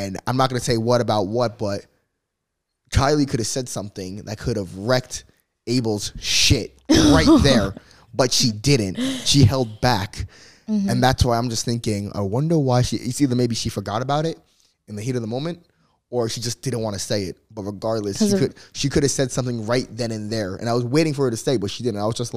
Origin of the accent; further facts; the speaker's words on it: New Jersey, United States; moved away as an adult; now in Los Angeles, United States; I came from New Jersey. Cross the country.